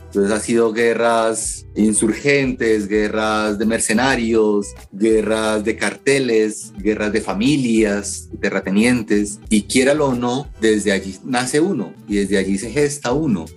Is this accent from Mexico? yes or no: no; Colombia; como colombiano